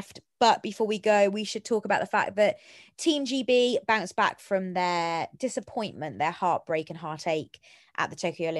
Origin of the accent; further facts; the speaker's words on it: the Vale, Wales, United Kingdom; But I'm not Cardiff. I'm from the Vale.